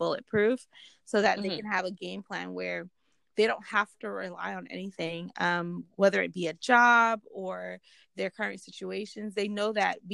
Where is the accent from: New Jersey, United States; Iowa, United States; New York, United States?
New York, United States; New York City; I'm from Brooklyn. My family's from the Caribbean